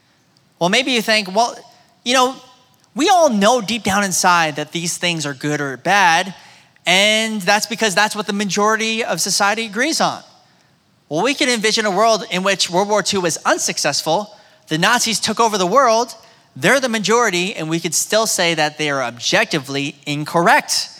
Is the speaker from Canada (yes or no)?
no; United States; my experience growing up in America